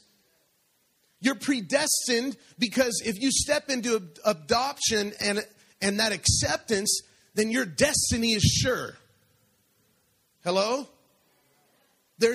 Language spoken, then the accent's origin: English; Denver, Colorado, United States; moved away; I'm from Denver, Colorado, and it's a little bit colder there. And it would snow there in the winter.